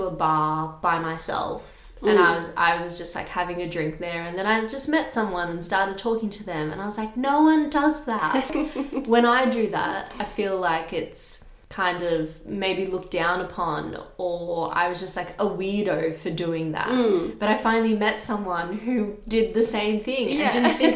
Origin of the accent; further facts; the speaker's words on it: Australia; because I am from Australia and I've grown up here